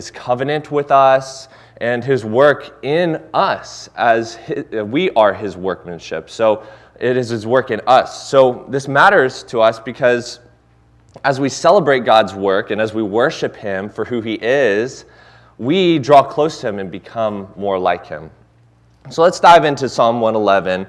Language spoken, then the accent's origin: English; Cincinnati, Ohio, United States; moved away; I'm originally from Cincinnati